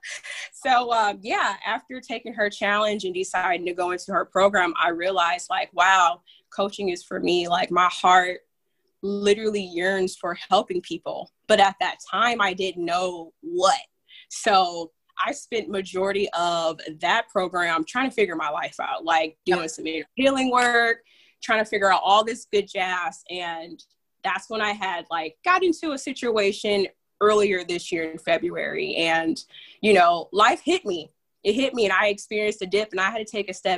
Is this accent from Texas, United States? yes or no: no; Fort Wayne, Indiana, United States; I'm from good old Indiana. Well, Fort Wayne to be exact.